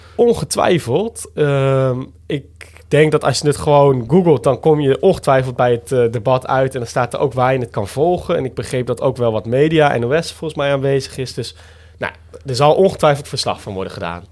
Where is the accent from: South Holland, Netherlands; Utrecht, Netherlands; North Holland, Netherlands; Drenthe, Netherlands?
Drenthe, Netherlands; Roderwolde; also born or lived in Groningen; dorp waar ik vandaan kwam.